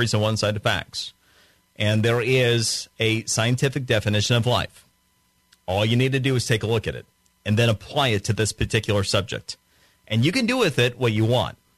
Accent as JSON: {"language": "English", "region": "Florida", "country": "United States", "tie": "born or raised there", "said": "my home state of Florida"}